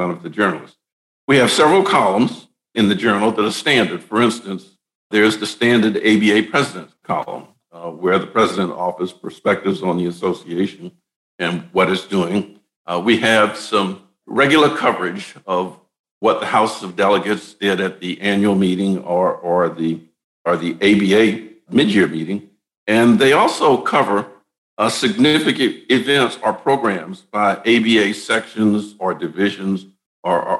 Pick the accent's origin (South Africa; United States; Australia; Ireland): United States; Deep South; I'm from the Deep South